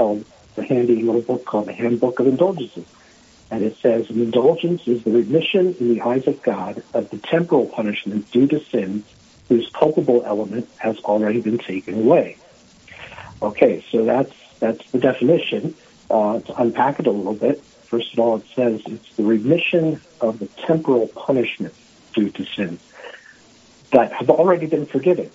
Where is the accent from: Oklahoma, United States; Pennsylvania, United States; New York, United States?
Pennsylvania, United States; Philadelphia; moved away as an adult; also born or lived in South Dakota; now in Rapid City, United States; I am originally from Pennsylvania, from the Philadelphia area